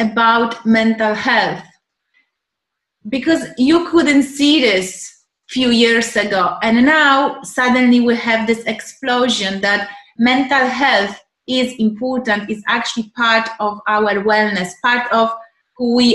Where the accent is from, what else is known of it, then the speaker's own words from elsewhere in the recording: Poland; moved away; I'm from Poland originally